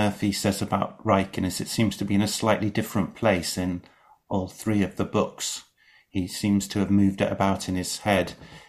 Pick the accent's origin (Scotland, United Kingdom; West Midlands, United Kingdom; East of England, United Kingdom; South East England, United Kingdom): West Midlands, United Kingdom; Shropshire; I'm from Shropshire as well, so I know the Wrekin well.